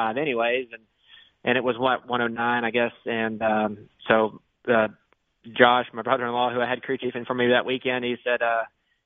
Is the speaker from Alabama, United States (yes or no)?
yes; Montgomery, Alabama, United States; that's my hometown and where I'm from.